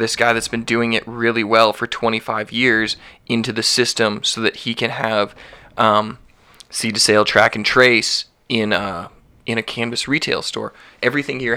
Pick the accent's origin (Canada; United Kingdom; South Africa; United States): Canada; Calgary, Alberta; also born or lived in Vancouver; I'm born and raised in Calgary. I moved to Vancouver for a few months.